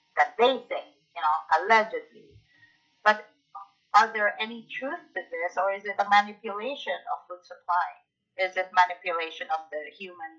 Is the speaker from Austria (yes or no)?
no; Philippines; moved away as an adult; also born or lived in Canada; now in United States; where I grew up in the Philippines